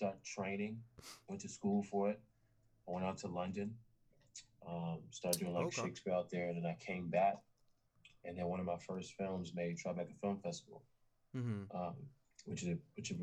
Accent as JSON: {"language": "English", "country": "Nigeria", "said": "I'm Nigerian too, so my parents were just super strict on"}